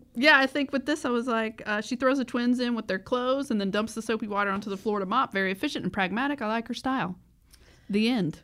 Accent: the South, United States; I was raised in the South

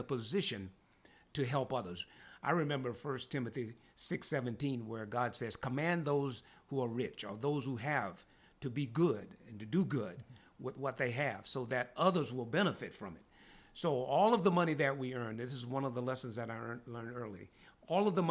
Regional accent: Louisiana, United States; I come from Louisiana. I was born and raised in Louisiana

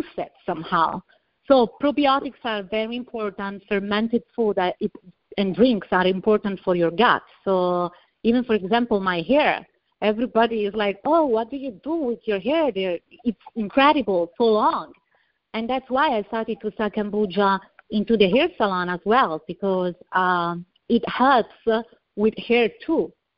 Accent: Italy; accent: Italian; English is a second language; moved away as an adult; also born or lived in Tampa / Miami; now in United States; I'm from Italy, as you can hear from my accent. I was born and raised in a little village in the middle of the vineyard

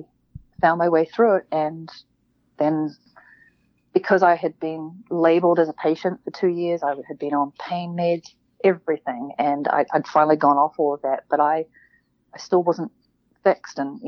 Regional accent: New Zealand; I grew up in New Zealand

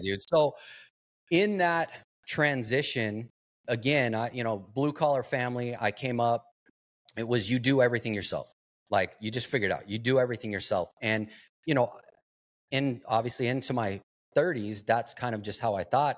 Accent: Globe, Arizona, United States; I grew up in, uh, small town, Globe, Arizona, copper mining town

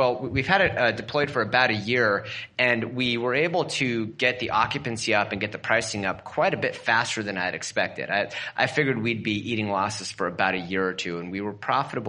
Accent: Portland, Oregon, United States; in my hometown, which is around Portland, Oregon, actually my old primary residence

